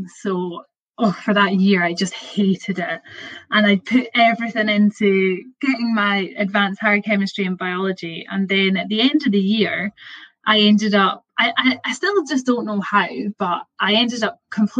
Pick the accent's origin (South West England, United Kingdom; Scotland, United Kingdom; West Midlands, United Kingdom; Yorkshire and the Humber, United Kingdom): Scotland, United Kingdom; Perth; I'm from Perth, which is like quite a small, it's a city now, but it's a small place.